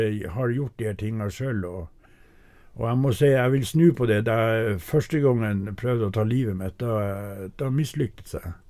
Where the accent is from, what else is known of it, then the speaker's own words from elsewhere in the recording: Saura, Andøya, Nordland, Norway; jeg vokste opp midt på Andøya, på Saura